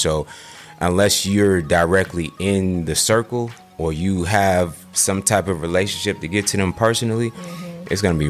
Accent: New York, United States; now in Atlanta, United States; As a young kid growing up in New York

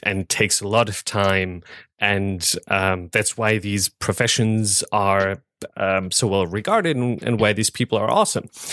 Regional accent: Germany; moved away as an adult; now in United States; I'm from Germany

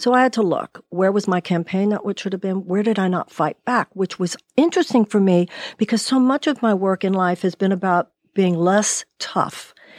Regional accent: United States; As American women

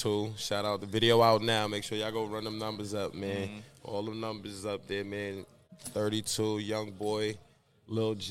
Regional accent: New York City, New York, United States; I'm from Marcy Projects, you know what I mean? Brooklyn

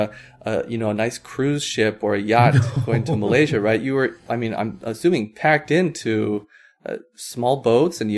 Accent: Hawaii, United States; I grew up in Hawaii

